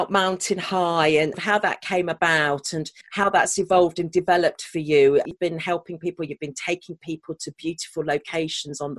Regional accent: Sheffield, Yorkshire and the Humber, United Kingdom; I was born in Sheffield, which most people associate with steelworks

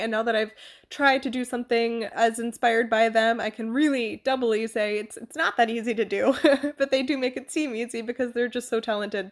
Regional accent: United States; moved away as an adult; now in Germany; As an American

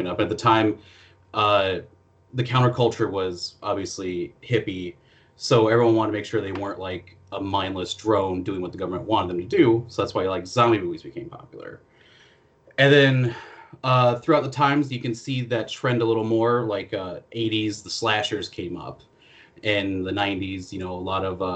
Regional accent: Iowa, United States; I'm from Iowa

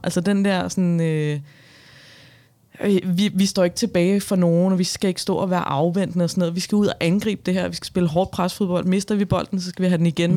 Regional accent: Albertslund, Capital Region of Denmark, Denmark; jeg var fra Albertslund

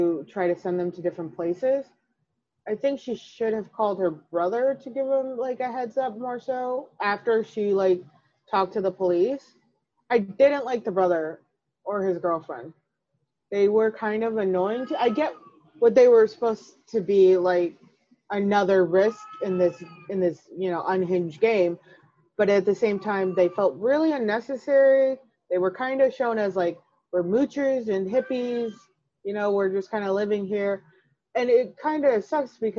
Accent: Chicago, Illinois, United States; I'm from Chicago

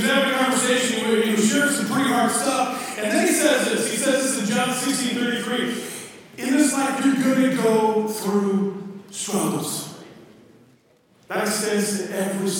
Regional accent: Minnesota, United States; now in Indianapolis, United States; I am originally from Minnesota

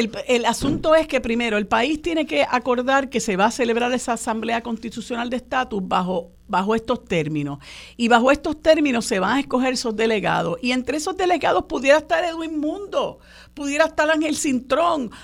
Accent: Puerto Rico; nosotros los puertorriqueños y puertorriqueñas no somos minoría

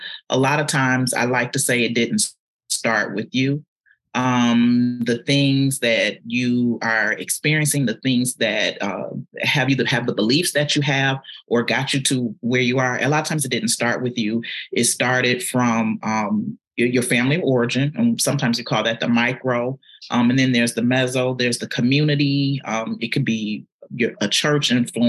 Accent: Detroit, Michigan, United States; moved away as an adult; now in Atlanta, United States; I am a girl from Detroit, from the east side of Detroit.

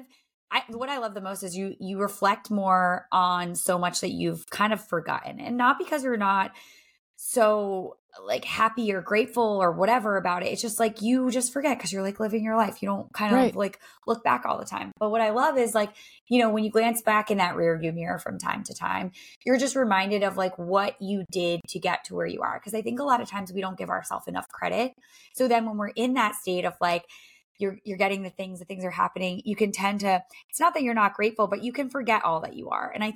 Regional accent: Rhode Island, United States; moved away as an adult; also born or lived in Los Angeles / Nashville; now in Boston, United States; I grew up in Rhode Island.

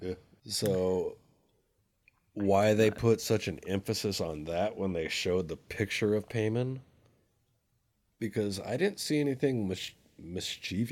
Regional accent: Mesa, Arizona, United States; I was born and raised in Mesa

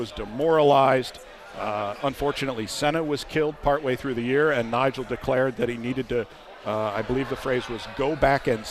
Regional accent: New Jersey, United States; moved away as an adult; also born or lived in Maryland; I'm from New Jersey originally

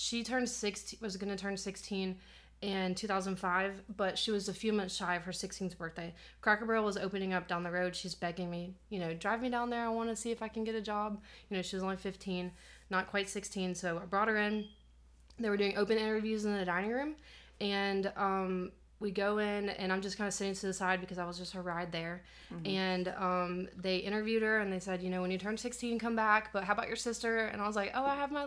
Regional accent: Jefferson, Georgia, United States; moved away as an adult; also born or lived in Athens, Georgia; now in Anderson, United States; I was born in Athens, raised in the Jefferson area right outside of Athens

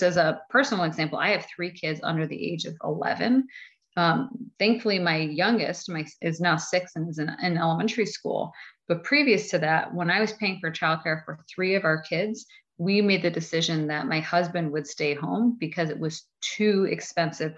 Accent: Buffalo, New York, United States; I come from Buffalo, so I'm from Erie County

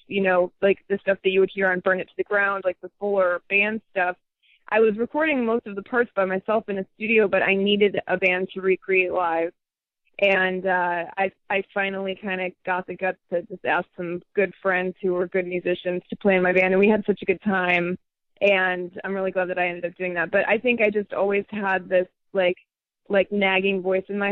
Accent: Midwest, United States; my upbringing in the Midwest and just my friends from my hometown

